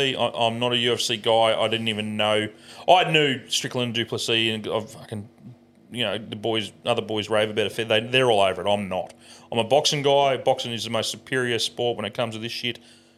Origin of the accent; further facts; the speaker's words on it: Australia; I'm Australian.